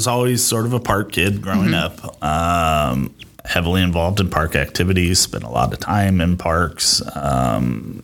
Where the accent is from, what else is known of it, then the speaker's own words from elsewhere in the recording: Rock Island, Illinois, United States; moved away as an adult; also born or lived in Iowa City, Iowa / Chicago suburbs, Illinois; now in Davenport, United States; Quad City native, born and raised in Rock Island.